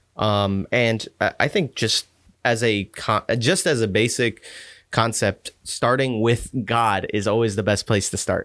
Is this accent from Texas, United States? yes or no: yes; Texas, United States; I grew up in Texas